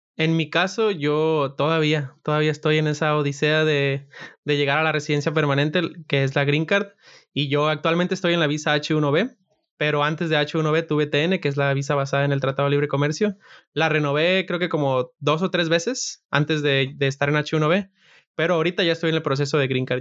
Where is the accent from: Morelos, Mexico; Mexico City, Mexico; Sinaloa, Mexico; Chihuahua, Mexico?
Sinaloa, Mexico; moved away as an adult; now in United States; yo soy de Sinaloa